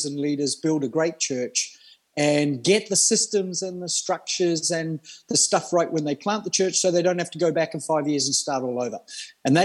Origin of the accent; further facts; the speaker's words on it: Australia; moved away as an adult; also born or lived in New Zealand / Melbourne, Australia; now in Denmark; born in New Zealand, moved to Australia. I class myself as an Australian very early in life